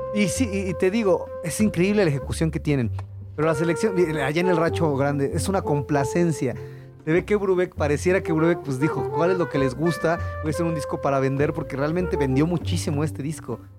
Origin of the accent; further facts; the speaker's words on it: Mexico; como mexicano